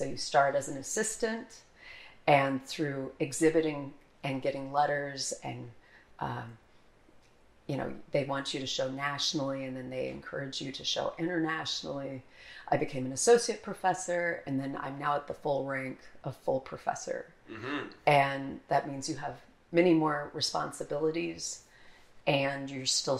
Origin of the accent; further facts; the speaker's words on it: near the Air Force Academy, Colorado, United States; also born or lived in Philadelphia; now in Tallahassee, United States; I grew up near the Air Force Academy